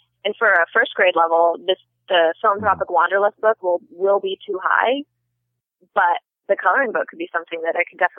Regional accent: United States; I never realized people didn't travel the way that I grew up in America. And then I continued to do that as an adult, and most people that I meet out there don't believe that I'm an American because I travel so much.

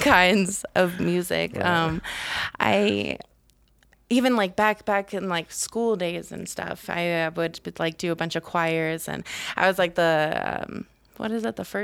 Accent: Colorado, United States; also born or lived in California; I was born in California, but I came out here as a young, young girl. So I was raised around this Colorado culture

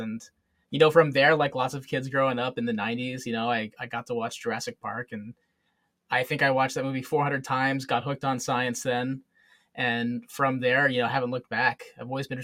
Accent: Southern Ontario, Canada; moved away as an adult; now in Manitoba, Canada; I was very, very fortunate growing up in Southern Ontario

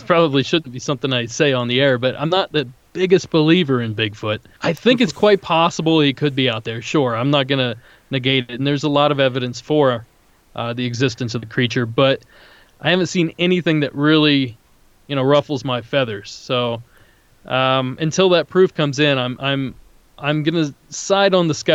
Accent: near Salt Fork State Park, Ohio, United States; now in Southern California, United States; I grew up near Salt Fork State Park in Ohio

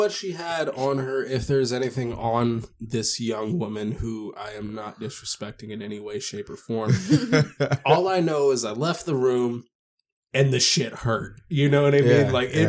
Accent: Las Vegas, Nevada, United States; I've never been, so even though I'm from Vegas

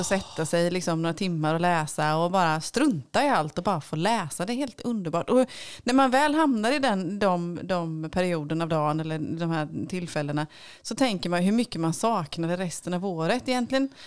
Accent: Småland, Sweden; jag är författare ifrån Småland.

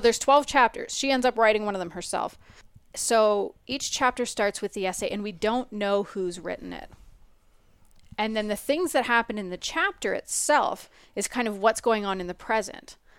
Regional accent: Canada; we're Canadian

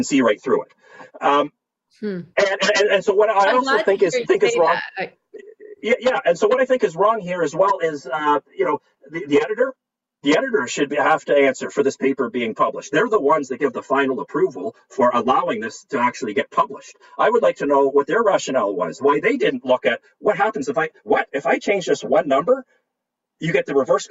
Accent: Canada; As a Canadian scientist

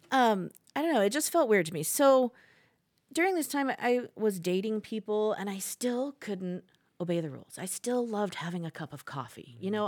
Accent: Indiana, United States; moved away as an adult; also born or lived in Las Vegas, Nevada; now in Saratoga Springs, Utah, United States; I was born in Las Vegas, and when I was three, my parents moved to Indiana. And so, I grew up in the mission field, you would call it, in the Mormon church, and grew up in Indiana

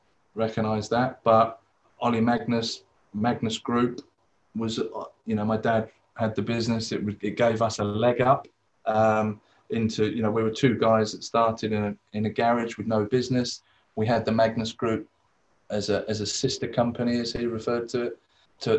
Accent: England, United Kingdom; also born or lived in Australia; I was born in England.

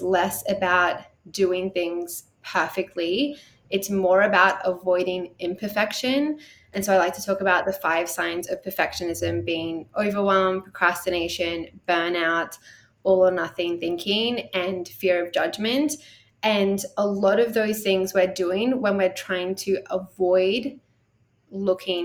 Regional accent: Australia; accent: Australian; in case you can't tell from the accent, I am Australian.

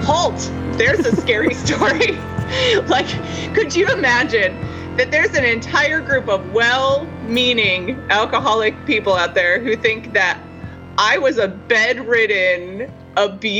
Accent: Denver, Colorado, United States; I am originally from Denver, Colorado

